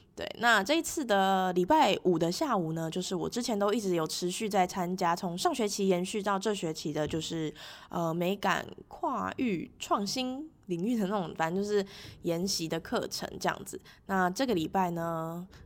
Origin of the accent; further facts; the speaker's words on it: Taipei, Taiwan; 因为我是台北人嘛